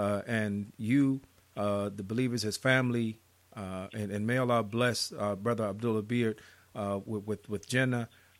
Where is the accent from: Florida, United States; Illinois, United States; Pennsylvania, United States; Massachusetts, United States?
Illinois, United States; Chicago; my hometown, Chicago.